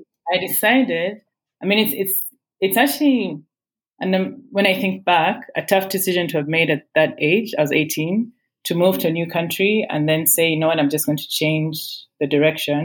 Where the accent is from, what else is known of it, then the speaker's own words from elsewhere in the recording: Kampala, Central Region, Uganda; I grew up in Kampala, in Mutungo, to be specific